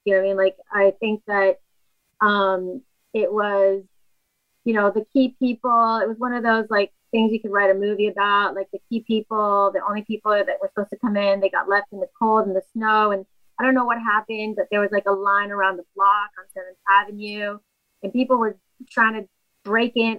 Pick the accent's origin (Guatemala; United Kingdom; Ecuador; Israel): Ecuador; moved away; Ecuador, where I'm from, they had their dollarization. And so it was kind of like the Great Depression financially in my home country.